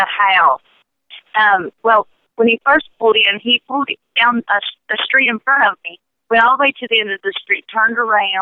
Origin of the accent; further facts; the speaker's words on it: Charleston, West Virginia, United States; I was born in Charleston, West Virginia, and raised here